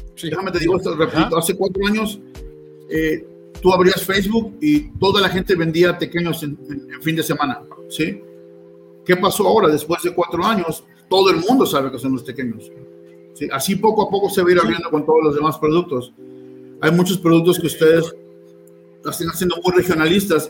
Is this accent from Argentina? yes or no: no; Mexico; now in Utah, United States; somos nosotros los mexicanos